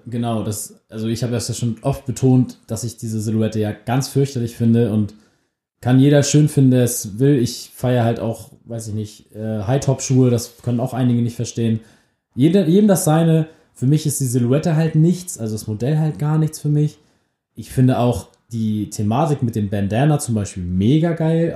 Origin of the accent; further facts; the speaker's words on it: Germany; wir sind beide aus der Nähe von Hamburg